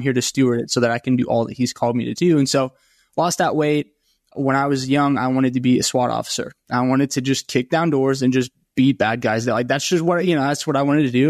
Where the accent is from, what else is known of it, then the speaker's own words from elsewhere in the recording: Franklin, Tennessee, United States; I grew up in Nashville, just south of Nashville and Franklin.